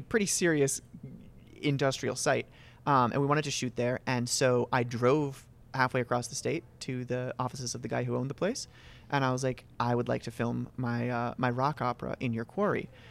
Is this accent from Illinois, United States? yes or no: no; Reigate, Vermont, United States; born and raised in Reigate, Vermont